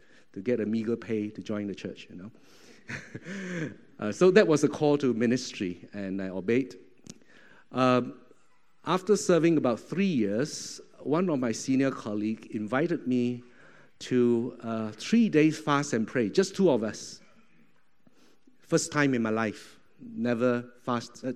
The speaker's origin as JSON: {"language": "English", "country": "Malaysia", "also_born_or_lived": "Singapore", "moved": "as an adult", "lives_now": "Thailand", "said": "I was from Malaysia, and went down to Singapore."}